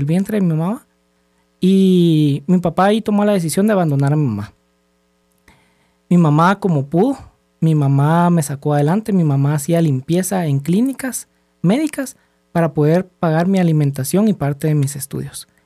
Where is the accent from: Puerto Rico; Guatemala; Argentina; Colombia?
Guatemala; de 39 años, soy guatemalteco